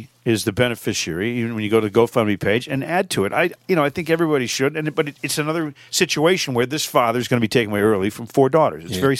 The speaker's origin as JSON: {"language": "English", "town": "Upton", "region": "Massachusetts", "country": "United States", "tie": "born or raised there", "said": "my hometown of Upton, Massachusetts, where I live now."}